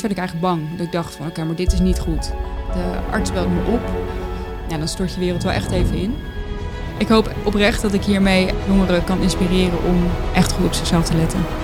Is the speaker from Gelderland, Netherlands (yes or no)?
no; North Brabant, Netherlands; now in The Hague, Netherlands; wij verhuisden toen van Den Haag naar een dorp in Brabant